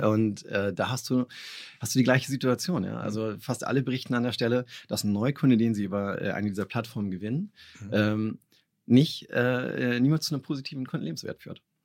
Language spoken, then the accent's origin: German; Kiel, Schleswig-Holstein, Germany; ich bin Kieler Jung